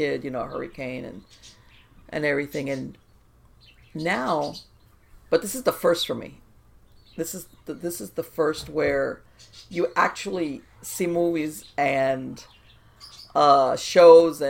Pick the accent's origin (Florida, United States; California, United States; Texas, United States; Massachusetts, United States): Florida, United States; South; I was born in South Florida. I grew up in South Florida